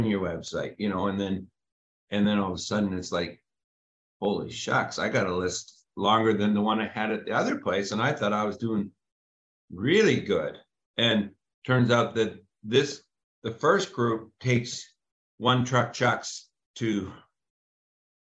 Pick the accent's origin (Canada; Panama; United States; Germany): Canada; us being Canadian, me jumping across the border